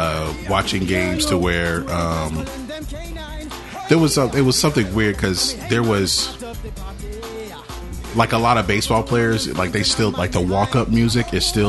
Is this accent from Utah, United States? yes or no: no; Augusta, Georgia, United States; born or raised there